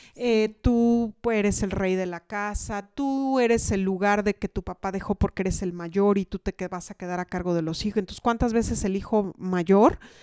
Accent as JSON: {"language": "Spanish", "country": "Mexico"}